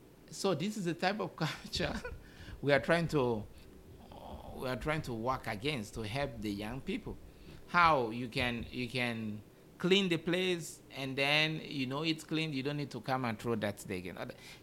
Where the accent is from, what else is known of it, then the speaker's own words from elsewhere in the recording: Uganda; I came from Uganda. Even in Uganda, you always get typhoid, you know, because we don't have clean waters.